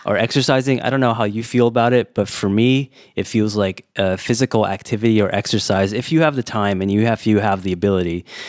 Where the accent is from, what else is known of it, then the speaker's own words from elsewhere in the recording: California, United States; also born or lived in Warsaw, Poland; now in Taiwan; I'm from California